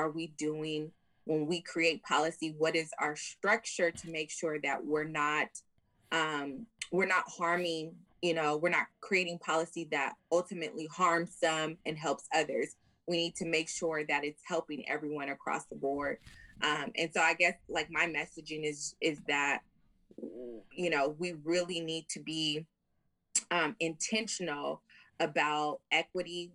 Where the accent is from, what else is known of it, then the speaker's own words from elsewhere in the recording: San Diego, California, United States; I am born and raised in San Diego